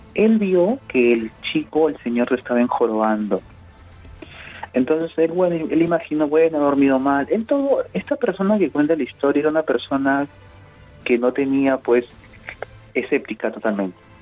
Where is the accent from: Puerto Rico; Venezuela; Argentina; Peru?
Peru